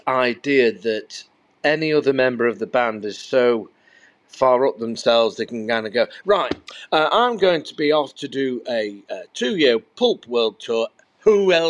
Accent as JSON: {"language": "English", "town": "Rotherham", "region": "Yorkshire and the Humber", "country": "United Kingdom", "said": "I'm from Rotherham"}